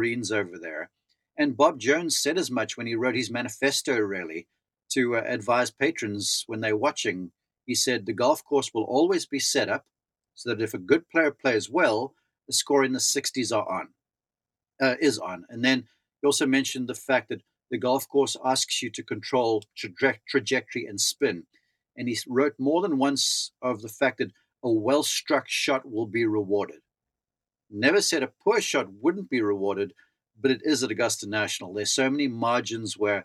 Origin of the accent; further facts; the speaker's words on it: South Africa; moved away as an adult; growing up in South Africa.